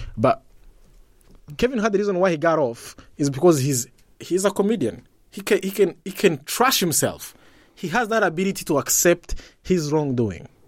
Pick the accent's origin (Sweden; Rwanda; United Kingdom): Rwanda; I'm from Rwanda